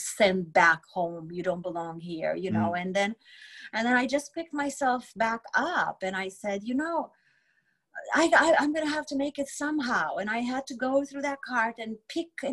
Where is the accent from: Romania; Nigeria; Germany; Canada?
Romania; English is a second language; moved away as an adult; now in United States; I grew up in Romania during communism